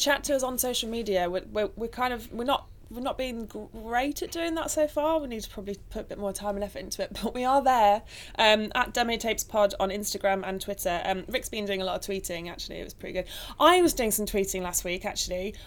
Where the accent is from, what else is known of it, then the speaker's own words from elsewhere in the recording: Nottingham, East Midlands, United Kingdom; I was born in Nottingham to two wonderful parents.